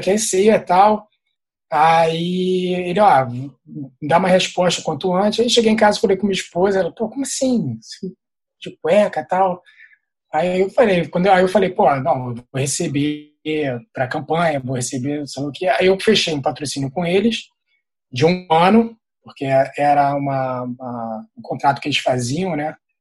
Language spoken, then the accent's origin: Portuguese; Rio de Janeiro, Brazil; eu sou do Rio